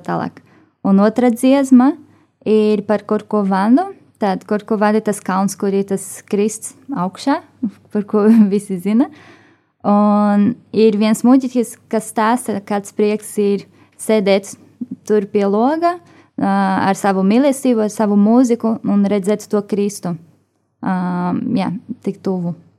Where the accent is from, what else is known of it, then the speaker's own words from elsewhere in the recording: Rio de Janeiro, Brazil; Latvian is a second language; moved away as an adult; now in Latvia; es esmu no Rio de Janeiro